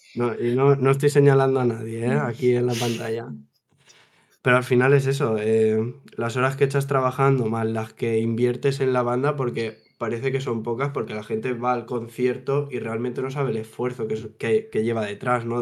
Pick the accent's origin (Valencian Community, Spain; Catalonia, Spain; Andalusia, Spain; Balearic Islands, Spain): Valencian Community, Spain; Ibi; yo desde los cuatro años eh, ya salía a la calle en las fiestas de, de, mi pueblo, de Ibi con un tamborcito de juguete